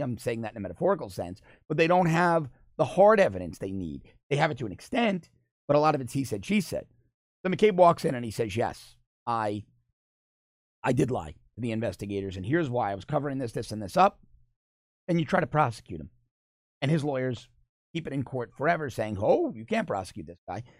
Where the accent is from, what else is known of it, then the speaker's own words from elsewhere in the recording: United States; as an American, as an American voter, as an American taxpayer